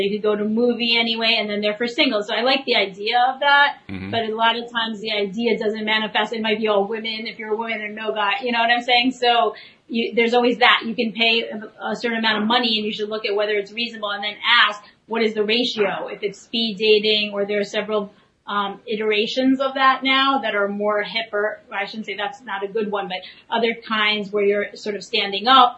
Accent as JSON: {"language": "English", "region": "New York", "country": "United States", "also_born_or_lived": "Media, Pennsylvania", "said": "I'm a New Yorker."}